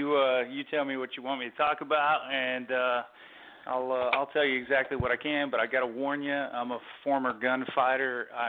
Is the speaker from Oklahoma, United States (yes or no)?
yes; Oklahoma, United States; I grew up in Oklahoma